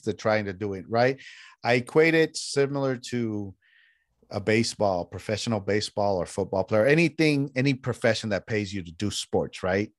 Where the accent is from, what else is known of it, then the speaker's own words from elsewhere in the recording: San Jose, California, United States; also born or lived in Mexico; I grew up in San Jose, which is the coast of California